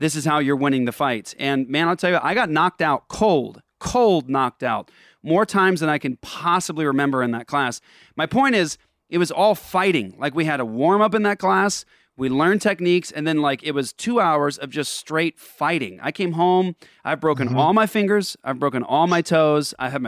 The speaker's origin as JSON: {"language": "English", "country": "Japan", "tie": "born or raised there", "also_born_or_lived": "Netherlands", "said": "I mean, I grew up in Japan and Holland."}